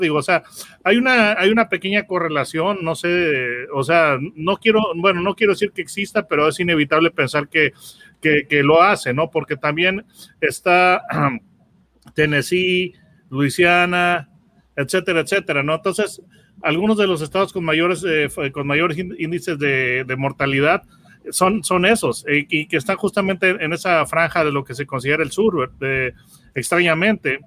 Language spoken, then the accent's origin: Spanish; Mexico; Estás hablando con un par de mexicanos y entonces nosotros como mexicanos estamos muy acostumbrados